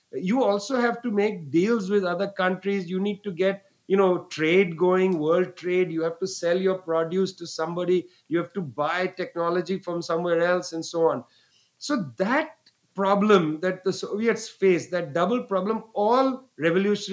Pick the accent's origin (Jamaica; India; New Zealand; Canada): India; West Bengal; Bengal, where I was born